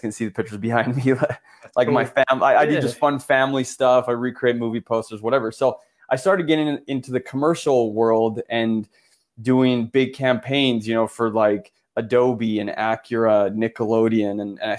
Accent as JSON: {"language": "English", "town": "Florence", "region": "Tuscany", "country": "Italy", "tie": "born or raised there", "said": "born in Florence, but I'm half Italian, half American. My mom's American."}